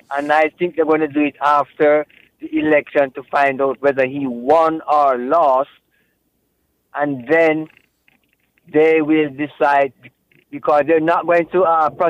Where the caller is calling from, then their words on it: Arlington, Virginia, United States; Okay. Calling from Arlington.